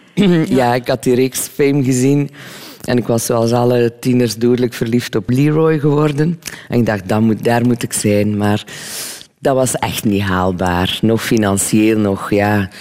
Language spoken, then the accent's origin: Dutch; Lochristi, Flanders, Belgium; Dus ik ben van Locristi